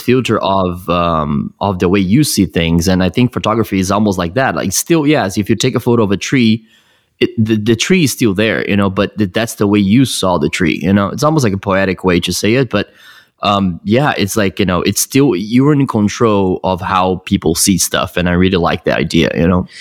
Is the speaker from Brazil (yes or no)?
yes; Brazil; moved away as an adult; now in United States; I was born in Brazil. I moved here uh, when I was 20